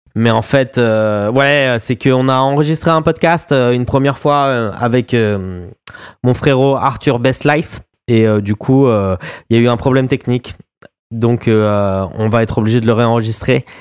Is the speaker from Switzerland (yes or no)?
no; France; moved away; on est des Français à l'étranger et on aime bien parler de ce qui se passe, voilà, en France et de ce qui se passe pour nous aussi et aussi ce pourquoi on a quitté ce pays